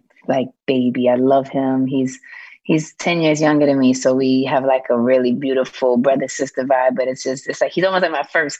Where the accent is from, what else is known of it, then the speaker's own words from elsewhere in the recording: New York City, New York, United States; Hell's Kitchen and also Harlem.